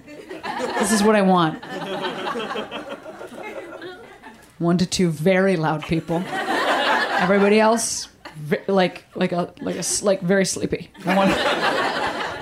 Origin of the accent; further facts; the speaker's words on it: Chicago, Illinois, United States; now in Los Angeles, United States; I'm from Chicago, like I'm not from Australia